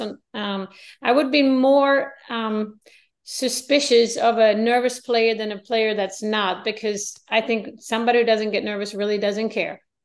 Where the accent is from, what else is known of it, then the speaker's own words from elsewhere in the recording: Sweden; I live in a small town. I'm from Sweden.